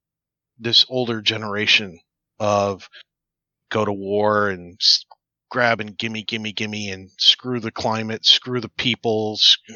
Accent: United States; as an American

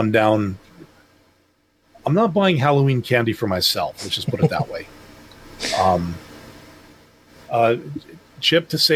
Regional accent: Canada; I'm from Canada

